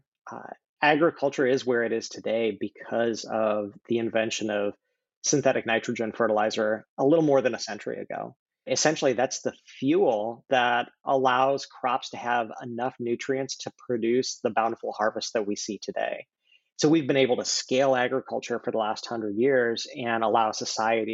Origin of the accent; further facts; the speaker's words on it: Wyoming, United States; moved away as an adult; also born or lived in Iowa / Bay Area, California; I grew up in Wyoming and had grandparents in Michigan